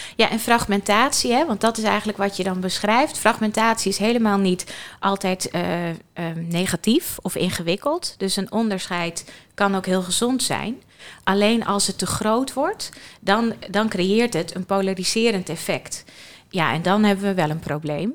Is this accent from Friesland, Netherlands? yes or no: yes; Friesland, Netherlands; ik kom zelf uit Friesland